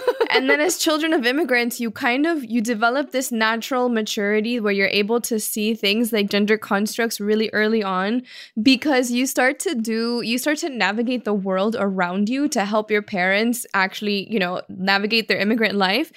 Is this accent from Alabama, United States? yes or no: no; Miami, Florida, United States; also born or lived in Cuba; We were both born in Cuba and raised in Miami